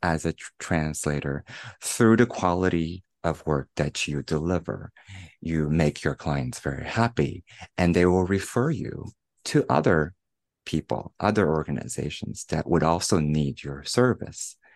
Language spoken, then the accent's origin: English; Shanghai, China; moved away as an adult; also born or lived in United States; returning to China, to Shanghai, my hometown